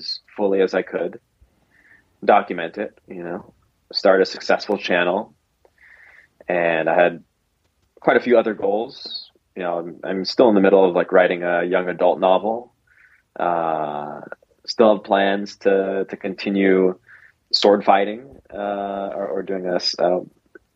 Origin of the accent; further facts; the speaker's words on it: Las Vegas, Nevada, United States; moved away as an adult; I grew up in Vegas with very conservative Christian parents